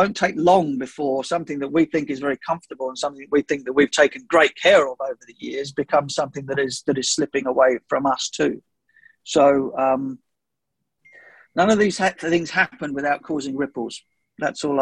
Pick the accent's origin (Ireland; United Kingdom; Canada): United Kingdom; England; as an English commentator